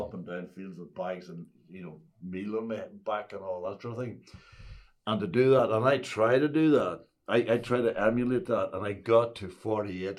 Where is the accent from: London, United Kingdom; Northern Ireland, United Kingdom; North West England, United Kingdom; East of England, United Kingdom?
Northern Ireland, United Kingdom; Ulster; I came from Ulster